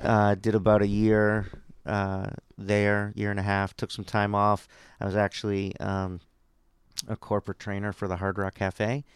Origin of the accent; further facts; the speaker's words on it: Cambridge, Massachusetts, United States; I grew up in Cambridge. I went to the Cambridge Public Schools